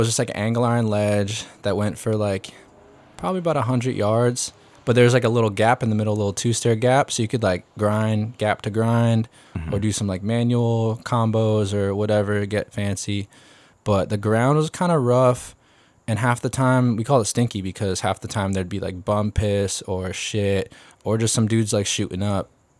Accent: Springfield, Massachusetts, United States; now in Long Beach, United States; I'm from Springfield, Massachusetts.

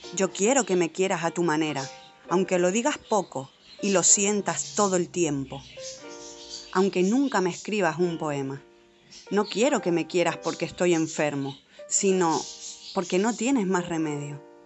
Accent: Tenerife, Canary Islands, Spain; moved away as an adult; now in Madrid, Spain; yo soy de Tenerife, me crié allí

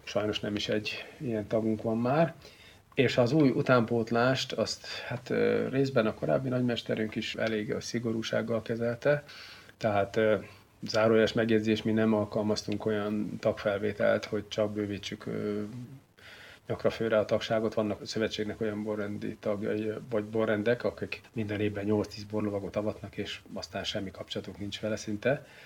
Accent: Szeged, Csongrád-Csanád, Hungary; now in Székesfehérvár, Hungary; én nem vagyok tőzsikeres Fehérvár, én az Alföldről, Szegedről származom, ide csak a videótomban való munkásságom okán kerültem

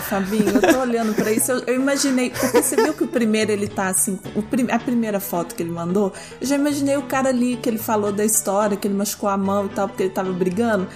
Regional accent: Brazil; now in United States; eu sou brasileira

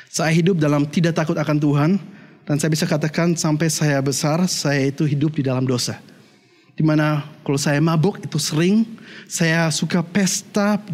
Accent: Germany; bagaimana saya besarnya di Jerman, dan saya katakan, saya dulu bertumbuhnya di keluarga yang Kristen.

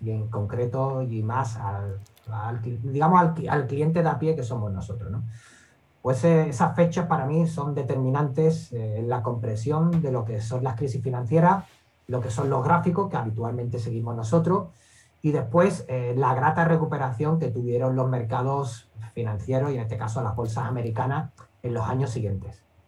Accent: Seville, Andalusia, Spain; soy de aquí de Sevilla

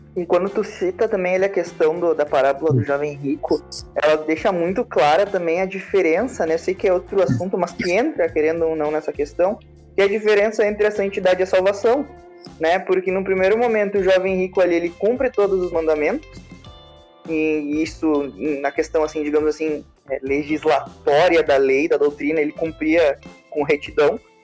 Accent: Santana do Livramento, Rio Grande do Sul, Brazil; eu sou de Santana, lateral de Santana do Livramento

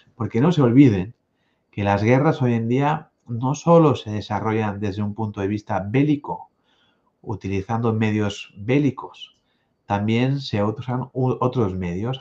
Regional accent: Spain; Aquí en mi tierra también, además de la lengua española, la lengua catalana

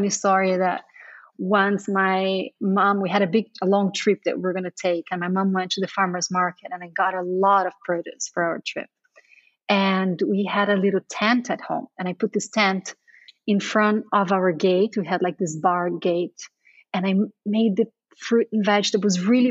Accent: Brazil; moved away as an adult; also born or lived in Sao Paulo, Brazil / New York, United States; now in Portugal; I grew up pretty sheltered in Brazil, very close to my family

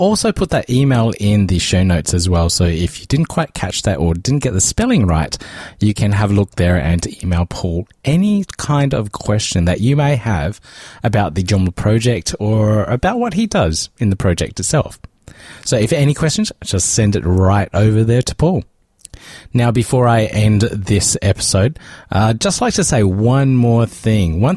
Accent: South Australia, Australia; I grew up in South Australia where they do that shark cage stuff

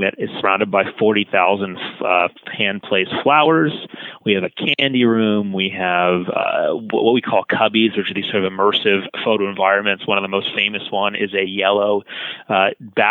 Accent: Los Angeles, California, United States; my hometown in Los Angeles

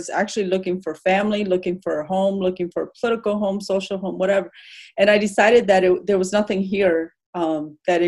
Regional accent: Madison, Wisconsin, United States; also born or lived in Laos / Thailand / Philadelphia; as a refugee kid growing up in Madison

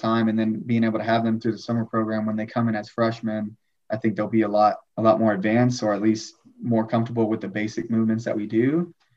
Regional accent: Fort Worth, Texas, United States; moved away; also born or lived in New Zealand / Tyler, Texas; originally from Fort Worth, Texas

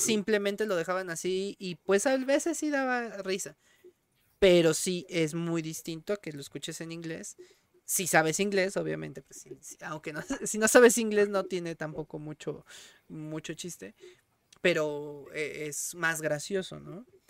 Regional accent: Mexico; en México, por muy groseros que puedan llegar a ser, acá no somos tan asquerosos

